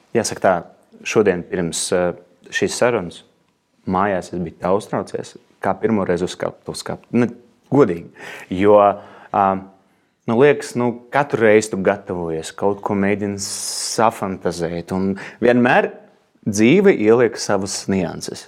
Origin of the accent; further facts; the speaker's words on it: Ugāle, Ventspils Municipality, Latvia; now in Riga, Latvia; es esmu piedzimis kurzemē. Jā. Es nāku no tāda no Vēncpils novada. Ugāles pagastā tāda maza vietiņa